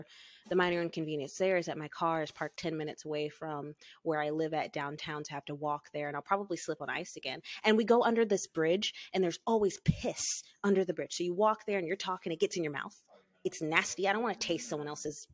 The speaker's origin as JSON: {"language": "English", "region": "the South", "country": "United States", "moved": "as an adult", "said": "I'm from the South."}